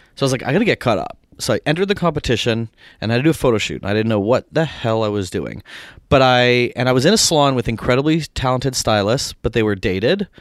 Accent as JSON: {"language": "English", "town": "Barrie", "region": "Ontario", "country": "Canada", "tie": "born or raised there", "also_born_or_lived": "Winnipeg, Manitoba / Toronto", "moved": "as an adult", "lives_now": "United States", "said": "from Barrie, which is an hour north, uh, born in Winnipeg, which is the central prairies of Canada"}